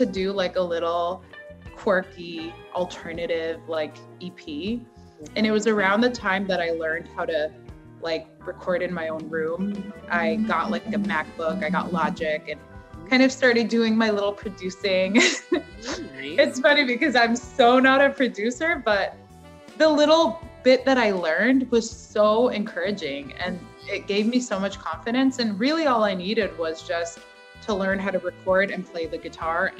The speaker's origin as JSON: {"language": "English", "country": "United States", "tie": "born or raised there", "said": "I grew up in America"}